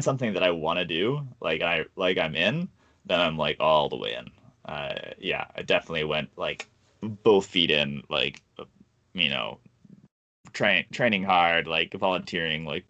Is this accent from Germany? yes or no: no; Canada; as a Canadian